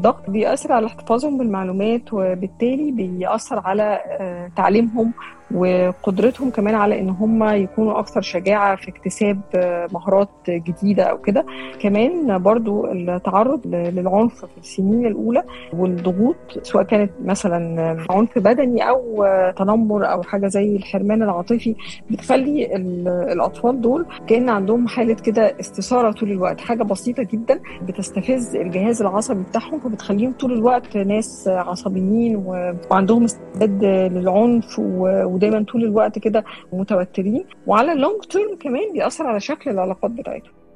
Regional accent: Syria; ومن سوريا

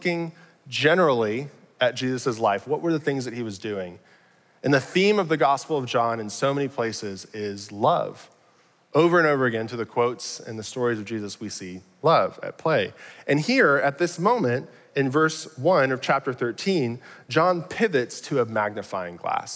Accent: Arlington, Texas, United States; I'm from Arlington, grew up here

